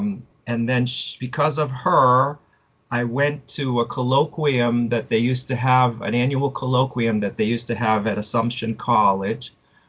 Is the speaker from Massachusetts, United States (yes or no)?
yes; Monson, Massachusetts, United States; I grew up in a smallish town in central western Massachusetts, Munson, which is near Sturbridge and between Worcester and Springfield.